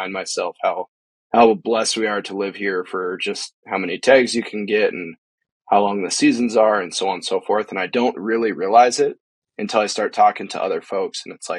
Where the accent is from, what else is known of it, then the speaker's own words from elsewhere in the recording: Eastern Montana, United States; now in Missoula, United States; I was born and raised in Montana. So Montana is the only state I've ever lived in. Now I did grow up in Eastern Montana, about 20 miles from the North Dakota border. And then now I'm on pretty much the far west end of Montana.